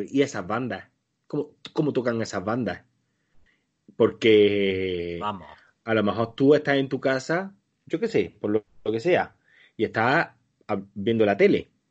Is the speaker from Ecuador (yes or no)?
no; Spain; Ah, porque, claro, nosotros como españoles de pro, porque lo